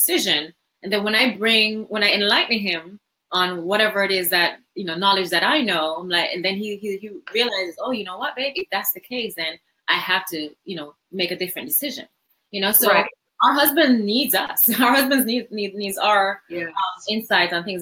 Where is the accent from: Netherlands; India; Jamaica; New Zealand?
Jamaica; now in United States; I didn't grow up in America, so I grew up in Jamaica